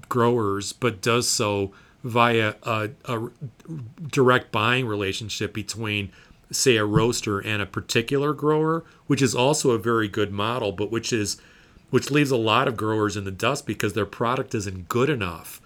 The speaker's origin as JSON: {"language": "English", "region": "Indiana", "country": "United States", "tie": "born or raised there", "said": "Indiana, my home state"}